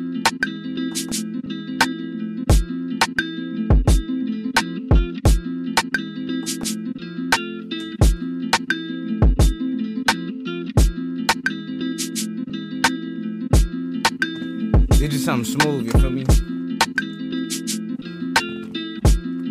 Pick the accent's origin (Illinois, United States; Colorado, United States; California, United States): California, United States; Los Angeles; I'm from Los Angeles